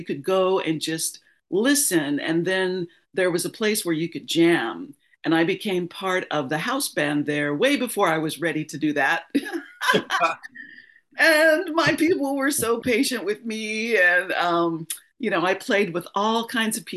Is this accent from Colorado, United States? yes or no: yes; Denver, Colorado, United States; also born or lived in Los Angeles, California; now in Atlanta, United States; I'm originally from Denver, Colorado